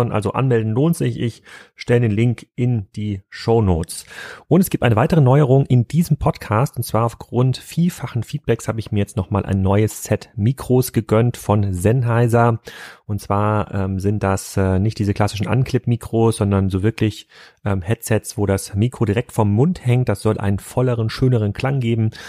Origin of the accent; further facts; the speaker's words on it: Lindau, Bavaria, Germany; Heute mal hier in meinem Heimatdorf Lindau.